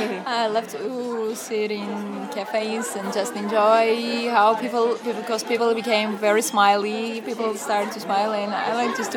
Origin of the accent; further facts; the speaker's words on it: Vanadzor, Lori, Armenia; now in Yerevan, Armenia; As Nicole introduced me … from Armenia. And so the first question, I moved here from Vanadzor to study and then found a job and stayed here forever.